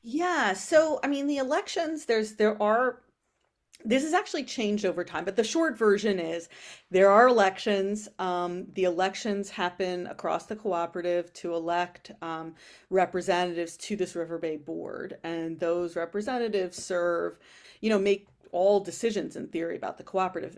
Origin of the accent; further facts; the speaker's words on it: New York City, New York, United States; also born or lived in Berlin; I grew up in Co-op City